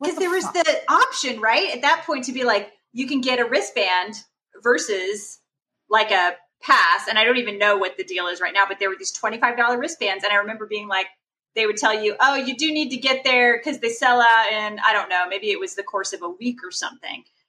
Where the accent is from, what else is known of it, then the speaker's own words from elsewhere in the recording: Texas, United States; growing up in Texas